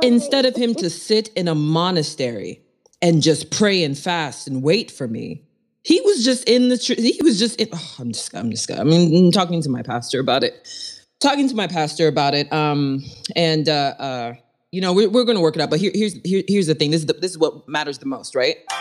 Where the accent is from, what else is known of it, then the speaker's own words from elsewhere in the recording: East Coast, United States; I grew up on the East Coast